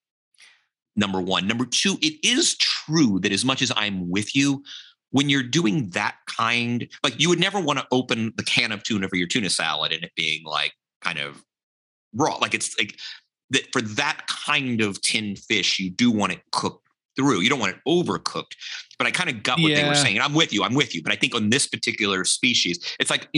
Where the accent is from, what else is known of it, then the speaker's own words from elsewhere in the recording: Charleston, South Carolina, United States; the gumbo I grew up eating in Charleston that my grandmother made